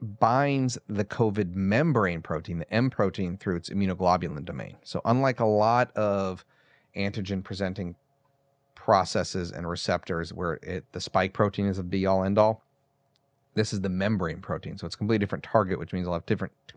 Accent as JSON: {"language": "English", "region": "West Coast of the United States", "country": "United States", "moved": "yes", "said": "I'm from the West Coast originally"}